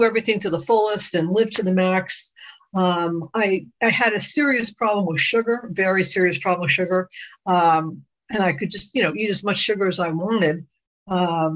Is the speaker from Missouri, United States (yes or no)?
no; New York, United States; I'm born and raised in New York